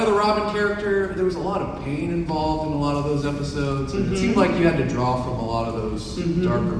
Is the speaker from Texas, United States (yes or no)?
yes; Houston, Texas, United States; I'm from Houston.